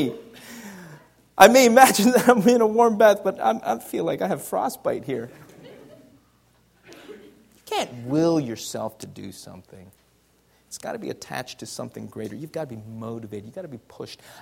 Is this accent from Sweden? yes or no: no; Canada; moved away; also born or lived in United States; I'm Canadian and American